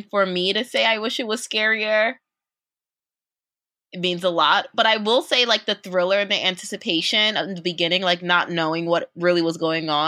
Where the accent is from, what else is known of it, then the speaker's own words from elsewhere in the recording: New York, United States; I'm a New Yorker